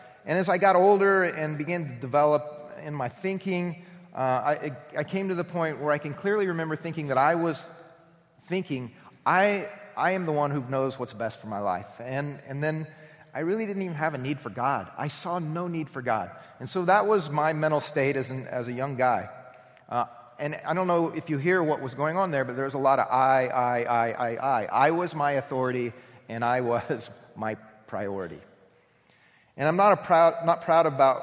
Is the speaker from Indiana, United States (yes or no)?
yes; Anderson, Indiana, United States; I was raised in Anderson, Indiana